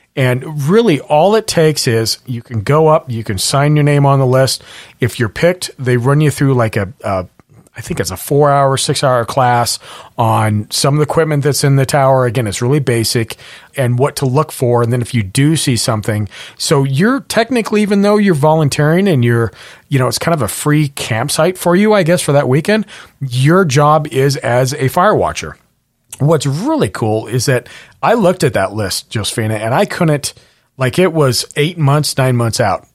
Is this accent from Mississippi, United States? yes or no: no; Montana, United States; now in Washington, United States; I was born in Montana and, and I would have fires like it's a fire season